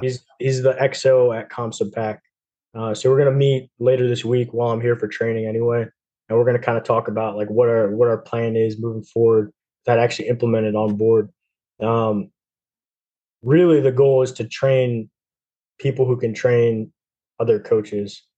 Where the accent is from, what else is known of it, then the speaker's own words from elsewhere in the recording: New Jersey, United States; moved away; I'm from New Jersey, so I'm close to to Connecticut.